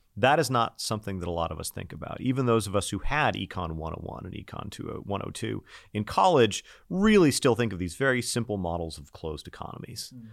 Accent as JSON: {"language": "English", "country": "United States", "accent": "American"}